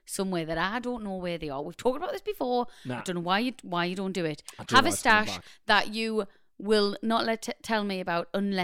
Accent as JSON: {"language": "English", "town": "Newcastle upon Tyne", "region": "North East England", "country": "United Kingdom", "accent": "Geordie", "said": "It's Doritos or Doritos because we're Geordies."}